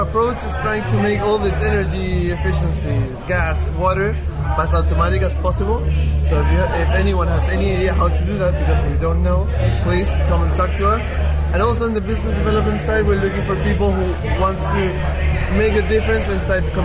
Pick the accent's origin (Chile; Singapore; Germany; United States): Chile; Santiago, Santiago Metropolitan Region; I'm from Santiago, from Chile, and it's a very, very polluted city